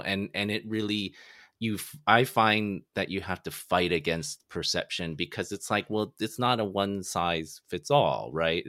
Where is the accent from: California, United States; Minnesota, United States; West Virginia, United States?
California, United States; San Francisco; also born or lived in Toronto; I'm from San Francisco, and people in Toronto, they always call it San Fran.